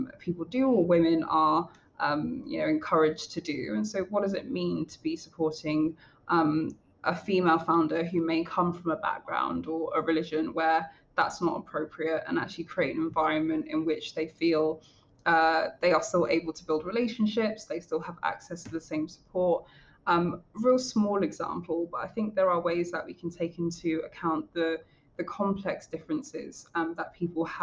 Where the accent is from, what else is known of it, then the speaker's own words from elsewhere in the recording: London, United Kingdom; a Black woman from a working class background in London